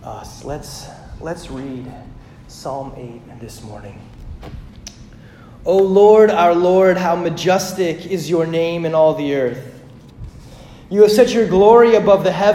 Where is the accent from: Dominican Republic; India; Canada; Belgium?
Canada; Hagen, Saskatchewan; I grew up in Hagen, Saskatchewan, Canada, which is pretty much like North Dakota squared